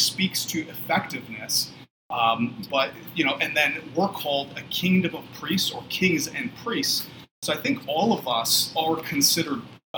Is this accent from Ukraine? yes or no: yes; Ukraine; also born or lived in Cleveland, Ohio, United States; So I was born in Cleveland, Ohio, and then when I was 3, we moved to the former Soviet Union. So we lived in Ukraine right after the Iron Curtain fell down, Soviet Union collapsed. So we lived 100 kilometers south of Chernobyl.